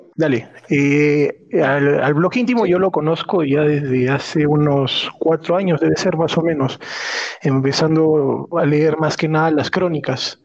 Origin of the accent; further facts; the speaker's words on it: Arequipa, Peru; yo soy de Arequipa